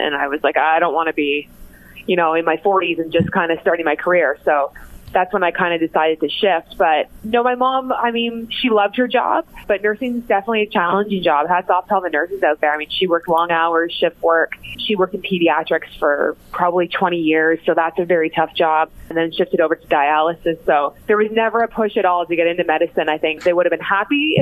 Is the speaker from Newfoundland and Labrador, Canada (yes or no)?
no; Cambridge, Ontario, Canada; also born or lived in Mississauga, Ontario; I was actually born in Mississauga, but only stayed there till I was about in grade two. And then my family moved to Cambridge, spent most of my life in Cambridge